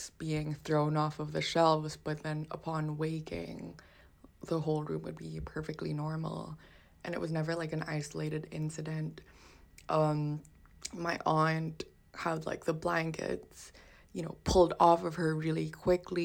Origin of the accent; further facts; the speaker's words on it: Philippines; growing up in the Philippines. So I grew up in my ancestral home